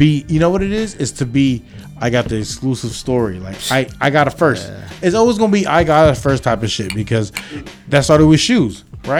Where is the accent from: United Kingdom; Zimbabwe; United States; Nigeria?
United States; West Coast; I'm from the West Coast.